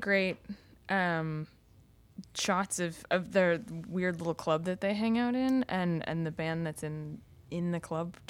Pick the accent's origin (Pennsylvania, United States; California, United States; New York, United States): New York, United States; New York City; I grew up in New York City, so I went out a lot.